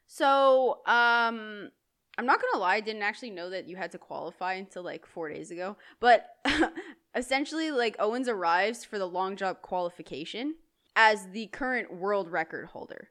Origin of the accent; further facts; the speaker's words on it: Canada; It's because we're Canadian and we only flourish in the cold.